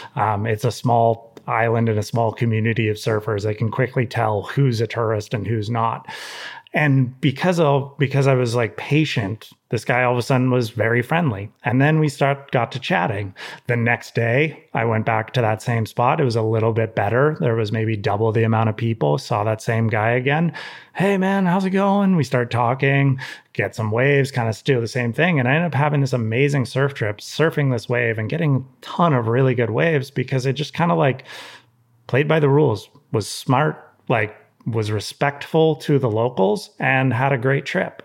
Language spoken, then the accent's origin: English; Santa Cruz, California, United States; growing up in Santa Cruz